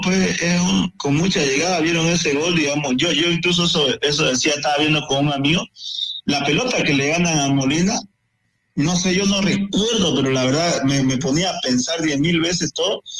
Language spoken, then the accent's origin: Spanish; Bolivia; como cualquier boliviano